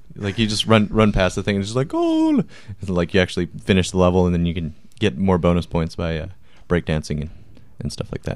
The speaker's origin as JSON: {"language": "English", "town": "Marysville", "region": "Washington", "country": "United States", "tie": "born or raised there", "said": "I grew up in Marysville, which is, like, North Washington"}